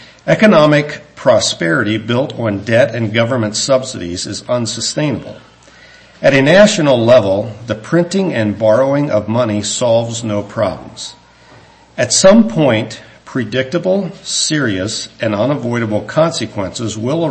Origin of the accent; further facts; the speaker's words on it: United States; the Lord saw fit that I was born in the United States of America